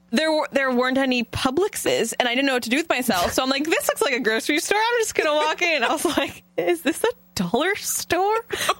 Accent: Florida, United States; also born or lived in Northern California; now in Jacksonville, United States; I'm from Northern California. I was born there and then moved to Florida when I was two. So I grew up in Florida, but my entire family still lives over in Northern California.

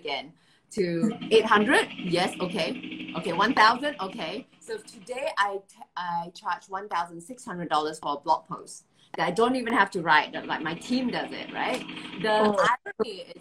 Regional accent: Malaysia; now in Singapore; I'm based in Singapore. I'm originally from Malaysia.

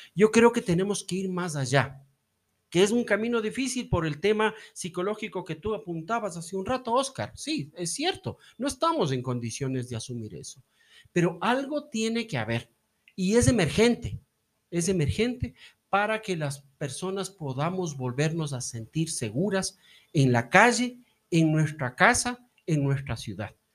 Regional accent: Ecuador; como ecuatorianos

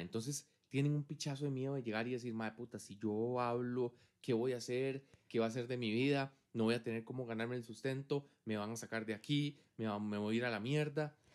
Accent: Costa Rica; los ticos tenemos cierto fenotipo

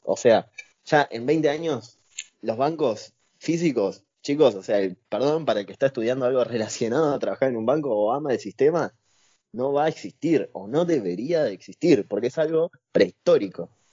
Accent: Lomas de Zamora, Buenos Aires Province, Argentina; yo soy de Lomas de Zamora

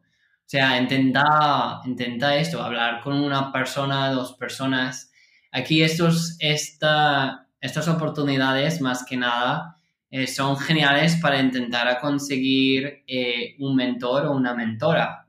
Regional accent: California, United States; yo nací en California

